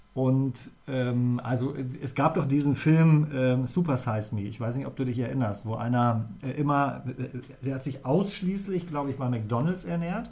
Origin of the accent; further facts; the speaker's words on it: near Göttingen, Lower Saxony, Germany; now in Bremen, Germany; Ich habe in der Nähe von Göttingen bin ich groß geworden